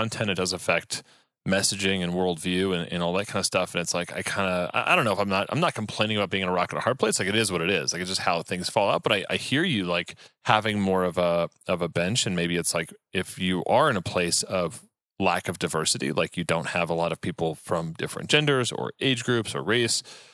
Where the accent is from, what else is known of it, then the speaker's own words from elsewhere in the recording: Texas, United States; I grew up in Texas